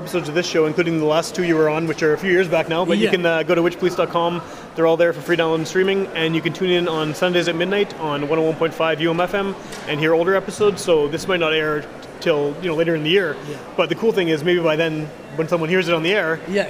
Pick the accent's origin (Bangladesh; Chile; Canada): Canada; Winnipeg, Manitoba; I grew up in Wolseley, so I know it.